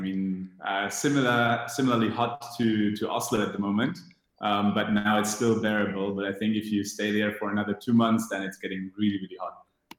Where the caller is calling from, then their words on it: Tunis, Tunis Governorate, Tunisia; I am dialing in from Tunis at the moment. So sitting in Tunisia in our offices, but heading back to Berlin on Friday.